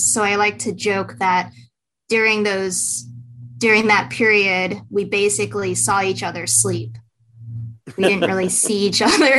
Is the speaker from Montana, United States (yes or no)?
no; Houston, Texas, United States; I grew up in Houston